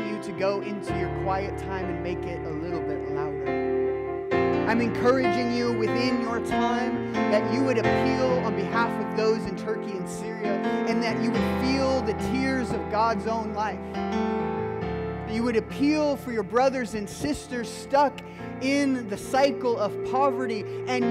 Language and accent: English; Midwest, United States; I'm a Midwesterner through and through